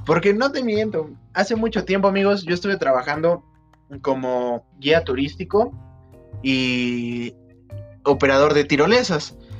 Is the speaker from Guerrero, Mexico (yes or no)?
no; Pachuca, Hidalgo, Mexico; aquí en Pachuca. Sí, porque soy de Pachuca